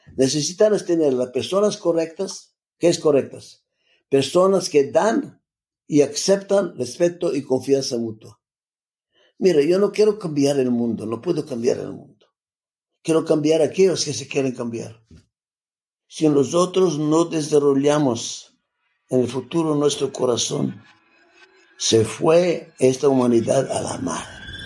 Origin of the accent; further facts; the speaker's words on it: Skopje, North Macedonia; Spanish is a second language; moved away; yo me nací en Macedonia donde se nació la Madre Teresa, de la misma ciudad